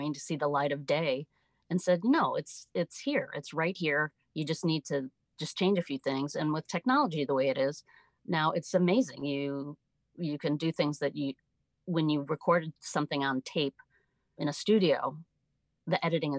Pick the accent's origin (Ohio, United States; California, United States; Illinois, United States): Illinois, United States; Chicago; moved away as an adult; also born or lived in South Florida; I grew up in the Midwest, the Chicago okay. area